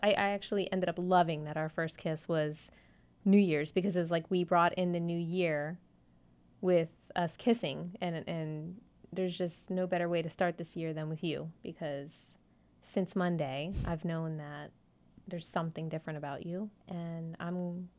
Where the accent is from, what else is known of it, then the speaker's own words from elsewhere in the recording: Davie, Florida, United States; moved away; I'm from Davie. Represent the 305-954.